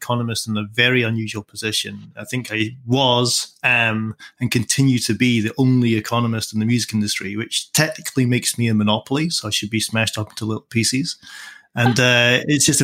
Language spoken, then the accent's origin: English; Edinburgh, Scotland, United Kingdom; also born or lived in Dunbar, Scottish Borders; I grew up in Edinburgh